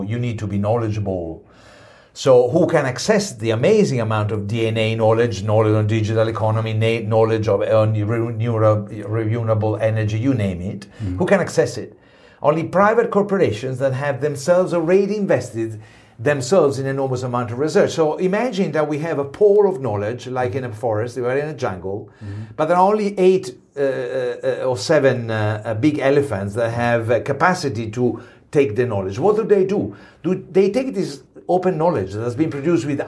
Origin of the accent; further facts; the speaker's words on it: Italy; Italy, I come from Italy